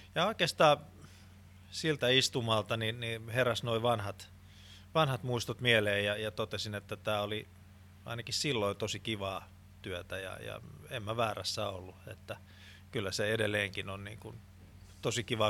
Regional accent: Finland; olen suomenruotsalainen

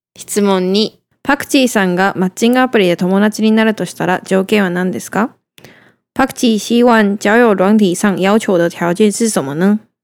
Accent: Tokyo, Japan; 東京から来た

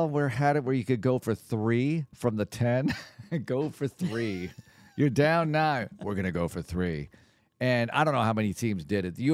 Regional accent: Texas, United States; Yet I also feel like as a Texan, I don't want to see Wentz either

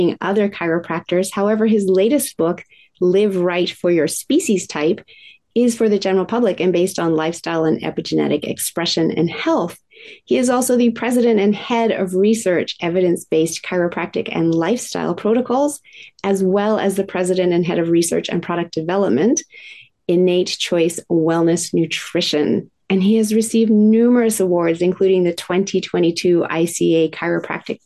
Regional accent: Australia; now in Whistler, Canada; I'm originally Australian

